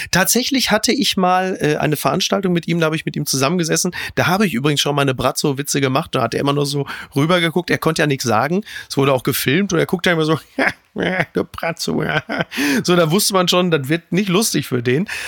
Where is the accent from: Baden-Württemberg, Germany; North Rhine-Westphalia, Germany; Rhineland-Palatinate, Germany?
North Rhine-Westphalia, Germany; Dortmund; aber was soll ich denn sagen als Dortmunder mit Lewandowski?